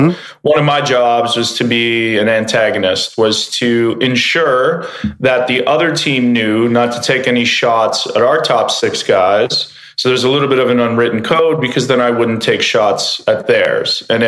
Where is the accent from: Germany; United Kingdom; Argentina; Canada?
Canada; So I grew up in Canada, and you know, as soon as you get born, you can walk, you get put on skates.